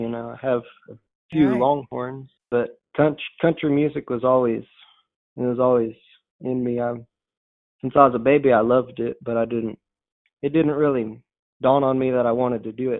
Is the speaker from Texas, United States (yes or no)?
yes; St. Hedwig, Texas, United States; now in Stockdale, United States; I'm originally from St. Hedwig, Texas, but now live in Stockdale, Texas, which is about 30 minutes east of there.